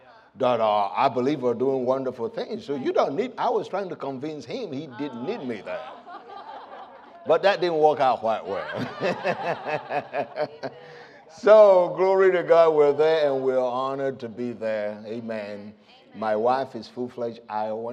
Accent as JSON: {"language": "English", "country": "Nigeria", "tie": "born or raised there", "also_born_or_lived": "United States", "moved": "as an adult", "said": "I was born and raised in Nigeria, but I left right after high school."}